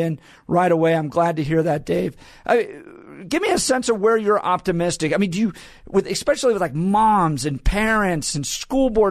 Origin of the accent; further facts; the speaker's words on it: Colorado, United States; I grew up in Colorado